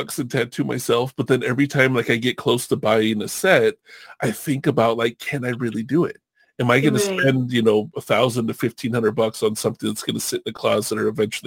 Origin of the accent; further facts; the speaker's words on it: California, United States; I grew up surfing in California, when I was like 12, 13 years old